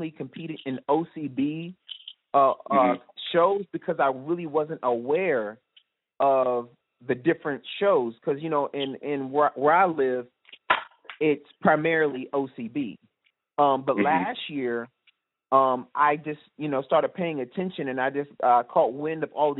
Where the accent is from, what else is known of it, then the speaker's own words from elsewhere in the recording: Richmond, Virginia, United States; I am from Richmond, Virginia